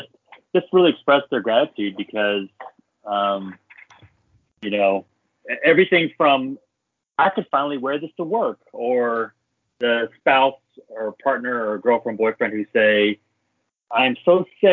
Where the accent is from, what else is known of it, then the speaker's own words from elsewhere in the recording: Dallas, Texas, United States; I grew up in Dallas, the Dallas, Texas area.